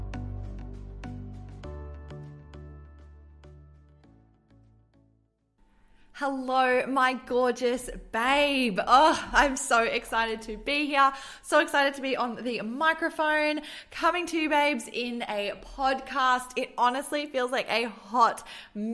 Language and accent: English; Queensland, Australia; moved away as an adult; also born or lived in Adelaide, South Australia / Gold Coast / Sunshine Coast / Brisbane; now in Melbourne, Australia; I have lived in Queensland my entire life. I was born in Adelaide in South Australia, but we moved when I was 2. And so I've literally grown up in Queensland along the coast.